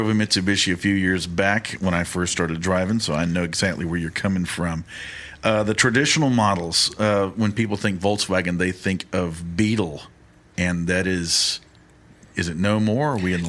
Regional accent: Mission, Texas, United States; I'm a Mission boy

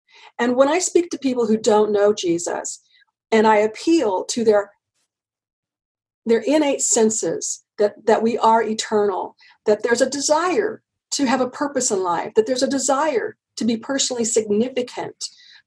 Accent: United States; I'm an American and this is the only place I've ever lived

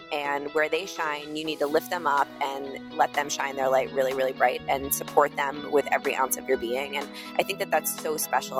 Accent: New York, United States; I'm a New Yorker

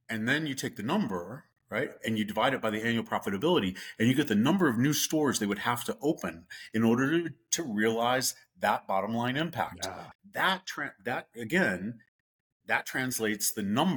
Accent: the West, United States; moved away as an adult; also born or lived in the South; I grew up in the West and my parents were from the Midwest

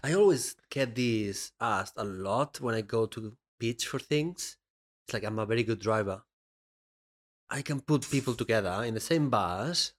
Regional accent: Benicàssim, Valencian Community, Spain; moved away; my hometown in Spain

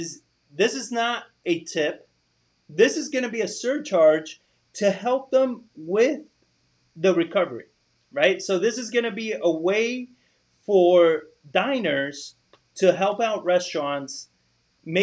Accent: New York, United States; moved away as an adult; I grew up there

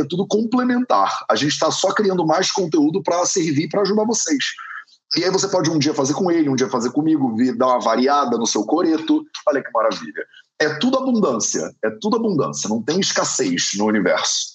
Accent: Brazil; nós que somos brasileiros

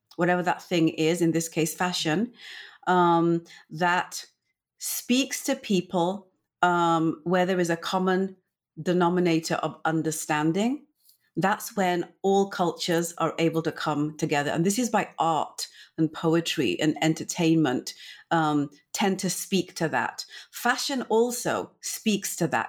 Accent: England, United Kingdom; I'm from India originally, my family, and then my upbringing, 'cause I was born and brought up in England

